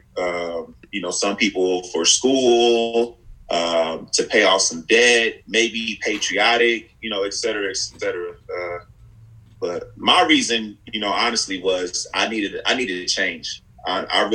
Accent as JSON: {"language": "English", "town": "Houston", "region": "Texas", "country": "United States", "tie": "born or raised there", "said": "I grew up and I'm very proud of the neighborhood and block where I was from"}